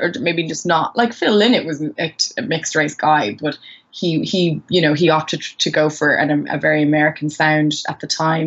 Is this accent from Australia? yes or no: no; Maynooth, Leinster, Ireland; also born or lived in Sierra Leone / Gambia; I grew up in Maynooth.